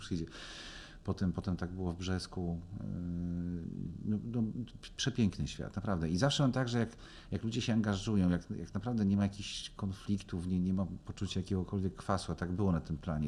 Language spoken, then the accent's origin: Polish; Legnica, Lower Silesian Voivodeship, Poland; jestem z Legnicy